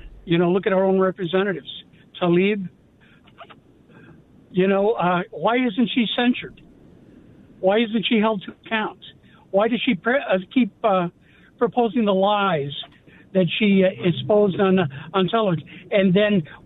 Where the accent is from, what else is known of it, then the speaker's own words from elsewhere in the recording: United States; I'm an American